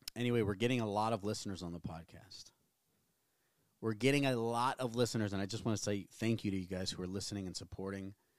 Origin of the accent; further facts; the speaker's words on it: New Orleans, Louisiana, United States; moved away; also born or lived in Tennessee; we're both from New Orleans